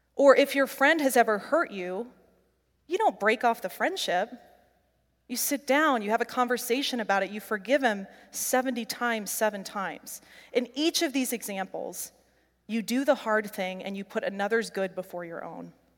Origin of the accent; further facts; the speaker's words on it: Midwest, United States; growing up in the Midwest